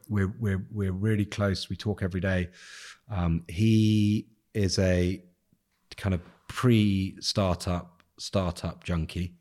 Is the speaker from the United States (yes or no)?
no; England, United Kingdom; I'm English